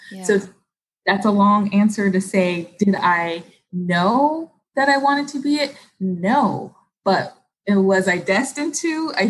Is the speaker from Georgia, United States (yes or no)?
no; Los Angeles, California, United States; because we grew up in Los Angeles and our family was on the East Coast.